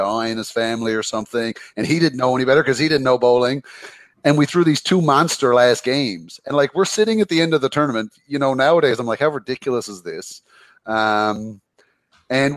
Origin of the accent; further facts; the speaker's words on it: Carbonear, Newfoundland and Labrador, Canada; I'm not from St. John's, I'm from Carbonear, small town.